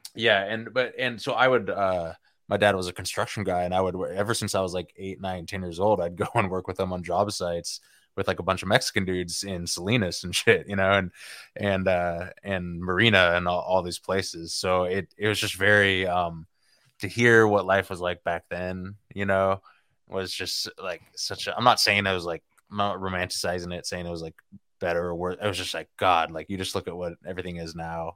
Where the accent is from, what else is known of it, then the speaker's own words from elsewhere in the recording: South Bay, California, United States; we grew up in the South Bay